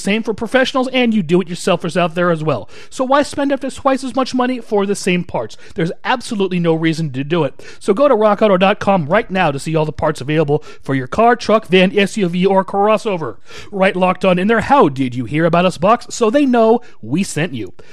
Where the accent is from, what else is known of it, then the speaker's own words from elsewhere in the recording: Shoreline, Washington, United States; now in Spokane, United States; my hometown, actually, or my former hometown, Shoreline, Washington